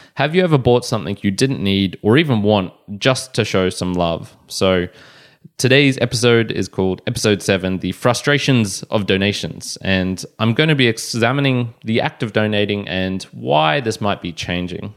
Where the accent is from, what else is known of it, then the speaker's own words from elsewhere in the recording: Australia; I was born in Australia